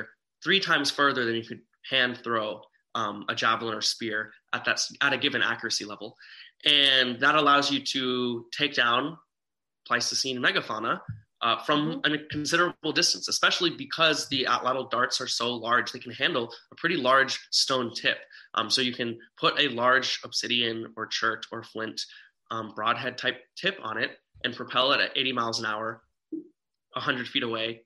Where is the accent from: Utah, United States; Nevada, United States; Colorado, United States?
Nevada, United States; Las Vegas; me being born and raised in Las Vegas